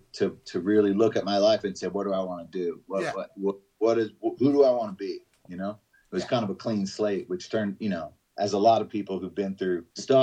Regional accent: Georgia, United States; the fact that we're from Georgia, people think that we're like these hicks

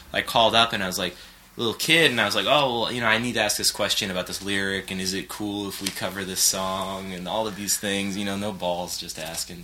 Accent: Los Angeles, California, United States; I grew up in West Side and um, of Los Angeles

